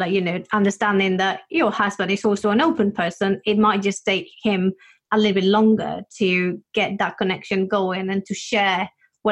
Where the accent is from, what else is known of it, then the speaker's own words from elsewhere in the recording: Spain; I come from Spain